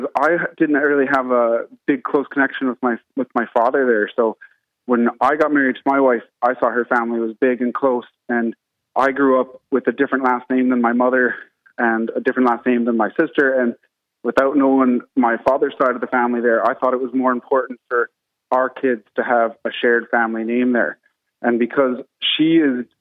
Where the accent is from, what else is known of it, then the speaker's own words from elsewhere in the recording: Canada; now in Ireland; I'm not from Ireland. I'm from Canada.